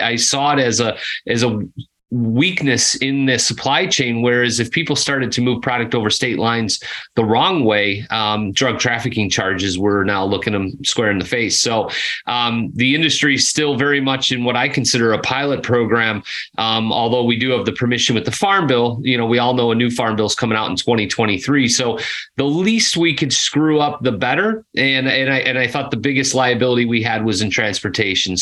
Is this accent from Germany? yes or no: no; Chicago, Illinois, United States; moved away as an adult; now in Nashville, United States; born and raised in Chicago, one of the few guys that could actually say Chicago and mean it inside the Chicago limits